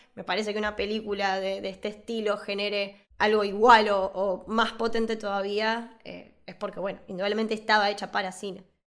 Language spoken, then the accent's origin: Spanish; Buenos Aires, Argentina; al de Devoto, que es, aparte del cine del barrio que fui toda mi vida